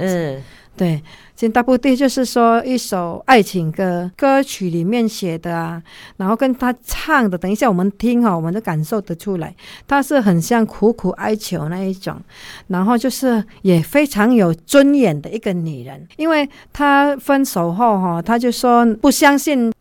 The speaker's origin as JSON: {"language": "Chinese", "country": "Indonesia", "tie": "born or raised there", "second_language": "Chinese", "moved": "as an adult", "lives_now": "Taiwan", "said": "我们在印尼，女人是很被尊重的"}